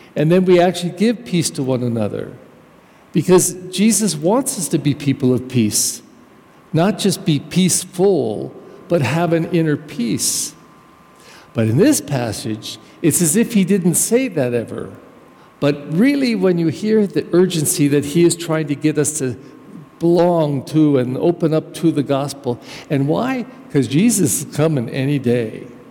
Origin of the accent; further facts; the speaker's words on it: United States; I actually come from a German culture, but I'm American